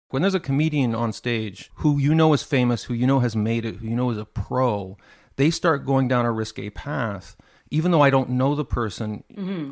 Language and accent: English; Montreal, Quebec, Canada; I grew up in Montreal